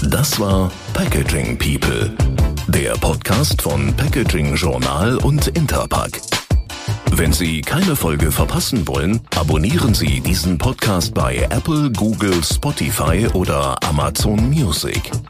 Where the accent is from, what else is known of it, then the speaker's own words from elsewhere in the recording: Berlin, Germany; ich bin Berlinerin, was wollt ihr jetzt hier in Düsseldorf von mir?